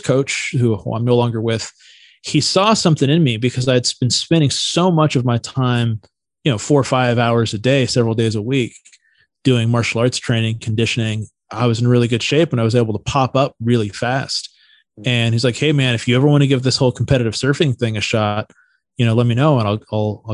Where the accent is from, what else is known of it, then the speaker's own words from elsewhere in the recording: Santa Cruz, California, United States; I grew up in Santa Cruz, which was like a really iconic surf town in Northern California.